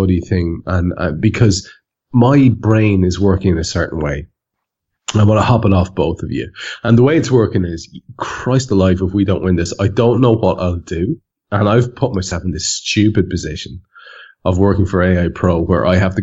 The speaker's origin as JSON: {"language": "English", "country": "Ireland", "said": "I am an Irishman"}